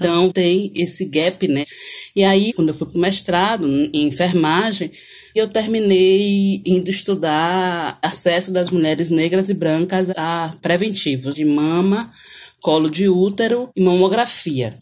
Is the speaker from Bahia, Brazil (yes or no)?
yes; Salvador, Bahia, Brazil; sou de Salvador, da Bahia.